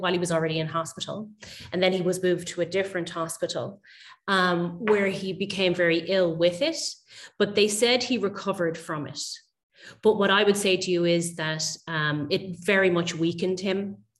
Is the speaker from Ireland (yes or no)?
yes; Dublin, Leinster, Ireland; I'm a photographer from Dublin in Ireland. I'm mainly focused on photographing my local area where I grew up.